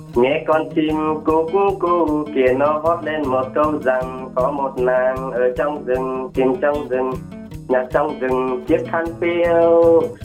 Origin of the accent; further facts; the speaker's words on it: Gia Lai, Vietnam; now in Binh Duong, Vietnam; em quê ở gia lai